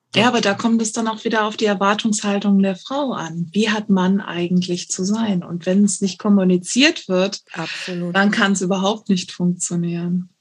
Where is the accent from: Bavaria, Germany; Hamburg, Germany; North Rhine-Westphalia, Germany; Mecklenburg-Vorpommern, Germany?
North Rhine-Westphalia, Germany; Cologne area; moved away; also born or lived in northern Germany; wir kommen halt ursprünglich aus dem Kölner Bereich